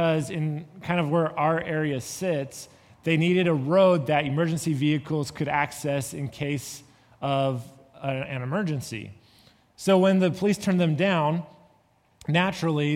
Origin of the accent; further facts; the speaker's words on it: California, United States; moved away; I come from California